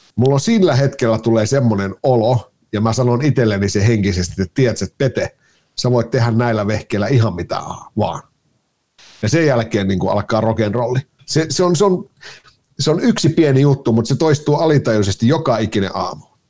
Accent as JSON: {"language": "Finnish", "town": "Kajaani", "region": "Kainuu", "country": "Finland", "moved": "as an adult", "lives_now": "Helsinki, Finland", "said": "Mä oon Kainuusta lähtösi, joo. 10-11 vuotta sitten suunnilleen tuota, niin muuttelin, muuttelin Kajaanista Helsinkiin"}